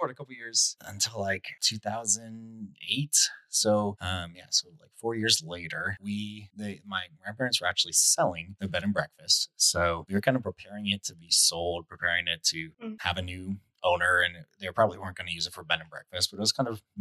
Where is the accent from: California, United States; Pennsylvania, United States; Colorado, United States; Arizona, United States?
Arizona, United States; I grew up in Arizona. There really are no basements in Arizona